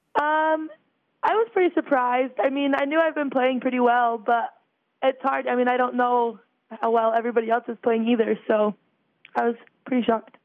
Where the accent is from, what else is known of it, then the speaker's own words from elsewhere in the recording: Salt Lake City, Utah, United States; I'm actually from Salt Lake